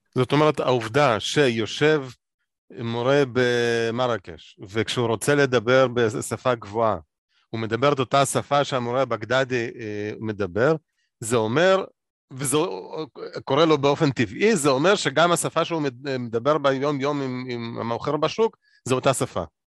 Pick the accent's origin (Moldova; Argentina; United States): Moldova; moved away; אני גדלתי במולדובה.